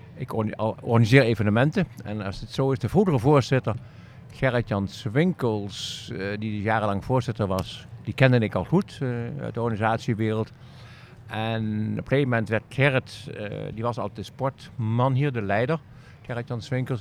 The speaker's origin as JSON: {"language": "Dutch", "country": "Netherlands", "also_born_or_lived": "Aachen", "said": "Een Nederlander in Duitsland"}